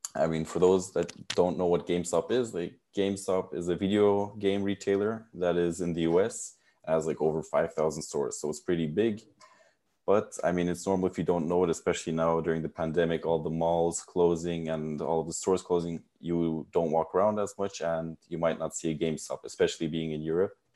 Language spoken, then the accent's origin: English; United States; now in Netherlands; I was born and raised in the United States, but my father is Turkish and my mother is German, so I speak all three languages